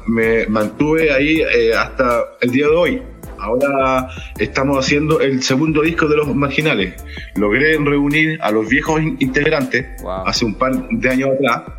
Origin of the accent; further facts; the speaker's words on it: Santiago, Santiago Metropolitan Region, Chile; also born or lived in Chiloé; Nacido y criado en Chile, nacido y criado en Santiago de Chile